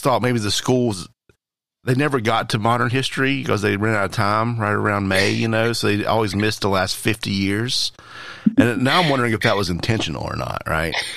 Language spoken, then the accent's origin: English; the South, United States; I grew up in the South